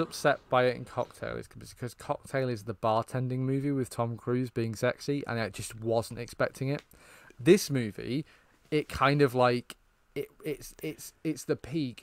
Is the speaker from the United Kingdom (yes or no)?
yes; United Kingdom; I, as a British person